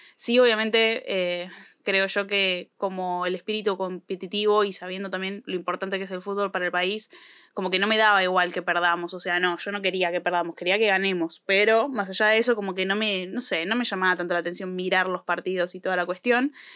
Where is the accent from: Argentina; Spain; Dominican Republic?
Argentina; no nací de una probeta, chicos, no nací de un huevo, nací en este país